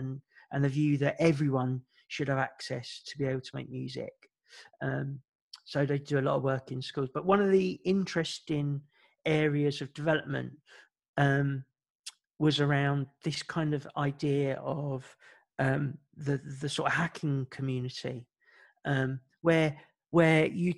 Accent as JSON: {"language": "English", "country": "Ireland", "said": "My family were Irish and music is really important to our culture. As an Irish person, we all have a song about ourselves and the town that we come from."}